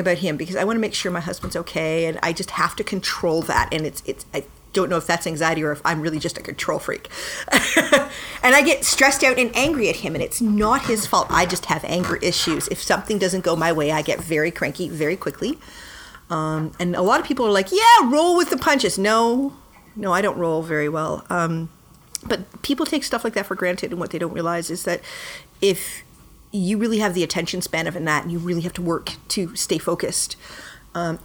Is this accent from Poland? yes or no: no; Claremont, Ontario, Canada; also born or lived in Toronto; I've lived in Toronto almost all my life. I'm from Claremont, which is just outside of Toronto. My entire memory is of Toronto